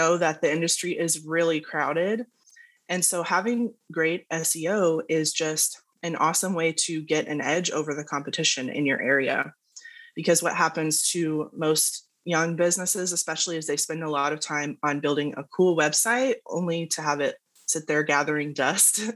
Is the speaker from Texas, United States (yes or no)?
yes; Dallas, Texas, United States; I'm in Dallas, Texas, born and raised